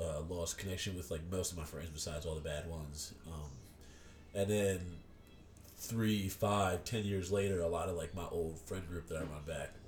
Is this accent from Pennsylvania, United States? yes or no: yes; Horsham, Pennsylvania, United States; also born or lived in Bensalem / Levittown; No, we had moved here in elementary school, middle school, something like that.